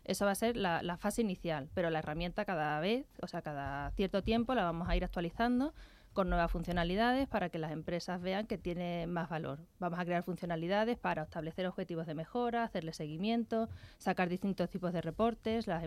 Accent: Seville, Andalusia, Spain; now in Madrid, Spain; Sí, bueno, yo soy de Sevilla.

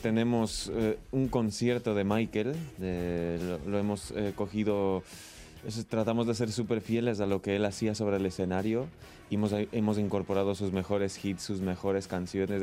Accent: Ecuador; now in Spain; vine aquí a España porque yo soy de Ecuador

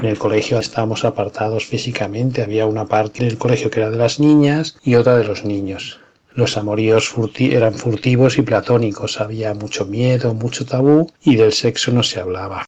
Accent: Madrid, Community of Madrid, Spain; en Madrid en los años 60, en el seno de una familia modesta. Eh, nazco

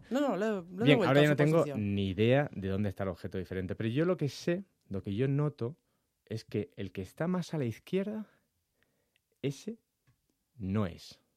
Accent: Las Palmas, Canary Islands, Spain; yo soy de Las Palmas, yo nací en Las Palmas, aunque parezca que no tenga mucho acento, soy de allí.

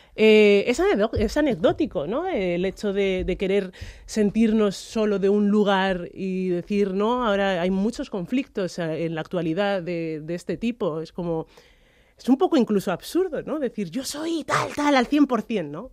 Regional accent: Spain; he, nacido y me he criado en España

